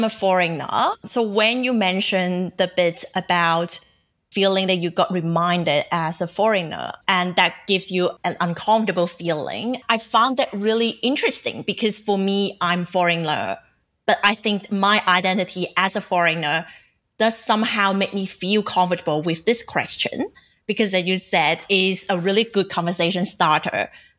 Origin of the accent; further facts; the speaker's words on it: Macau; accent: Cantonese; English is a second language; now in Sydney, Australia; He recognized my Cantonese accent and asked, where are you from? So I told him that I was from Macau